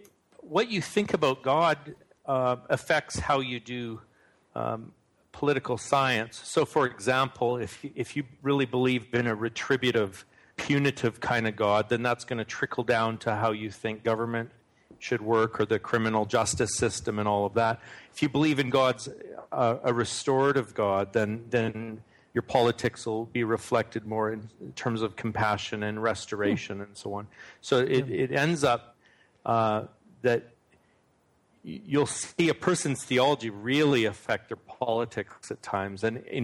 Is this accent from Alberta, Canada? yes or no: no; Manitoba, Canada; born there; No, actually, I was born in Manitoba, which is like right near the border of North Dakota. So some Americans mistake my accent for a Minnesotan accent, actually, or someone from Fargo.